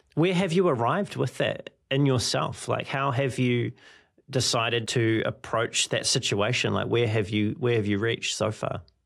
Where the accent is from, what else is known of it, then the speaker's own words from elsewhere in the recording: New Zealand; my home country of New Zealand